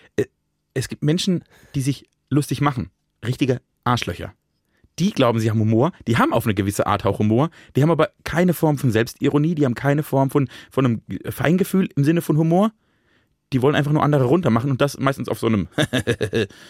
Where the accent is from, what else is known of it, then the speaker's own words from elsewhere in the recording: Germany; Ich bin ja am Rhein aufgewachsen